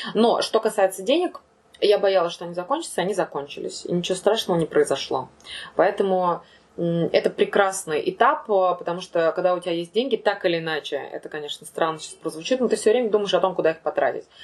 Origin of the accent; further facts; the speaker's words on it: Ufa, Bashkortostan, Russia; also born or lived in Moscow; я думала, что это будет всего лишь отпуск, и что я 3-4 месяца побуду дома